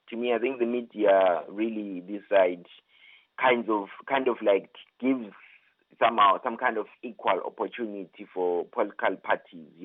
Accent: Zimbabwe; various uh, African countries, including my home country, Zimbabwe.

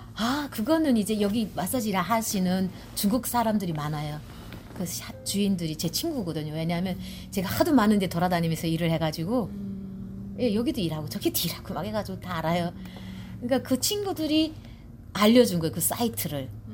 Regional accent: North Korea; now in Georgia, United States; 나는 이제 이북 사람이고

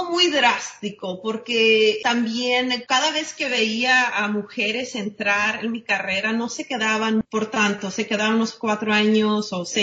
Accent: Mexico; Ya saben, siendo mexicana uno tiene primos hasta

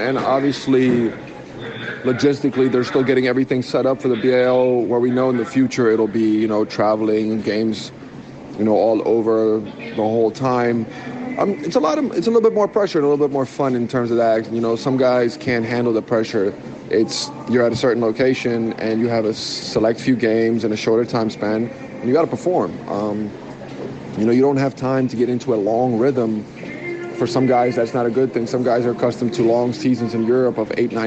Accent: United States; now in South Africa; growing up in the States for a good amount of my life.

